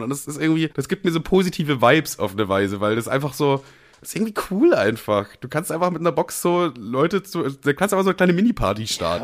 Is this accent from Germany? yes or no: yes; Germany; als Deutscher